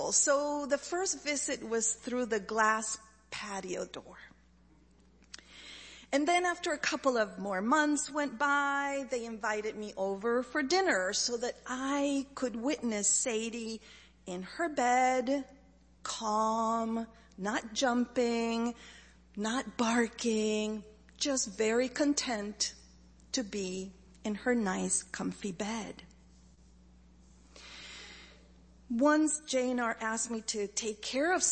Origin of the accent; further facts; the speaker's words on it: Chile; moved away; I grew up in Chile